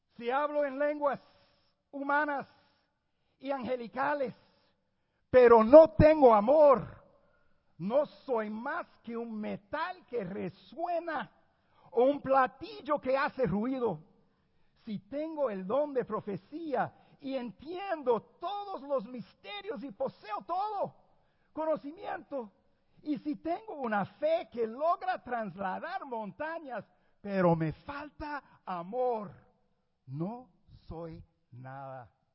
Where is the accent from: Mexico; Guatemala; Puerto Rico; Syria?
Puerto Rico; yo nací en Puerto Rico. Yo sé que las apariencias engañan. Pero soy puertorriqueño